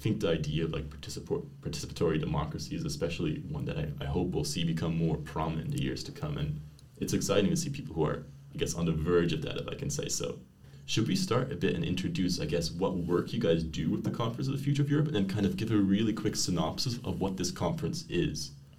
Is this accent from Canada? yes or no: yes; Canada; also born or lived in Netherlands; now in Brussels, Belgium; I work at government affairs here at Microsoft, and I'm a Canadian / Dutch expat living in this Brussels bubble